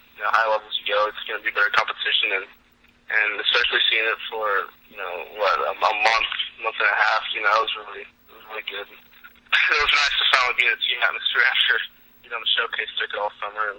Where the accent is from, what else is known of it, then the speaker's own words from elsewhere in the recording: Arlington, Texas, United States; I grew up in Arlington